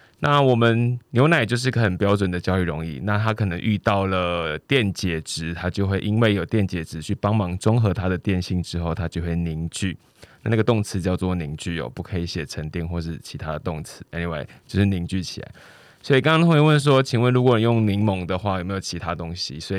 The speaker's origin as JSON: {"language": "Chinese", "region": "Pingtung County", "country": "Taiwan", "tie": "born or raised there", "accent": "Hakka", "first_language": "Hakka", "said": "我自己是因为刚好生长在屏东的客家乡村，所以我从小就会，应该说我的母语就是客家话。"}